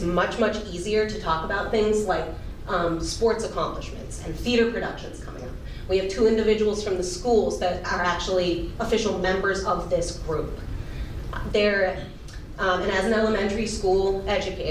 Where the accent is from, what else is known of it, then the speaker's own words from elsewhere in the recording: Franklin, Massachusetts, United States; I was raised in the Franklin Public School System.